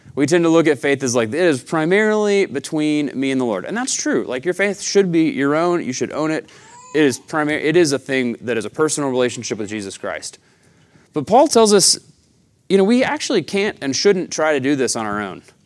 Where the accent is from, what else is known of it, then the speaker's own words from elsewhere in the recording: Chattanooga, Tennessee, United States; now in Tucson, United States; I'm from the Southeast, uh, Chattanooga, Tennessee